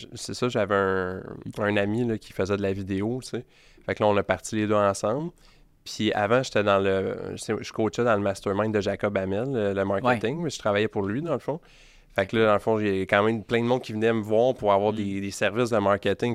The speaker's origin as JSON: {"language": "French", "town": "Beloeil", "region": "Quebec", "country": "Canada", "tie": "born or raised there", "said": "37 ans, euh, j'ai grandi à Belleuil"}